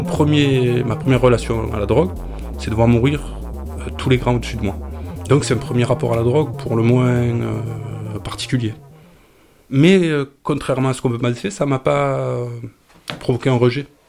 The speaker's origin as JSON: {"language": "French", "area": "Camargue", "region": "Provence-Alpes-Côte d'Azur", "country": "France", "tie": "born or raised there", "said": "Je suis né en Camargue, mais je suis d'origine grecque, d'Asie mineure"}